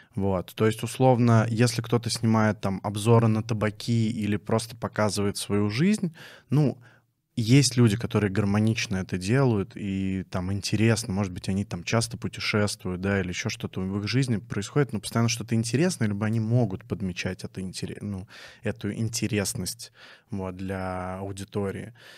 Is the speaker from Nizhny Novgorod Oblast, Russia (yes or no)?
yes; Dzerzhinsk, Nizhny Novgorod Oblast, Russia; now in Nizhny Novgorod, Russia; Я родился в городе Дзержинск, Нижегородской области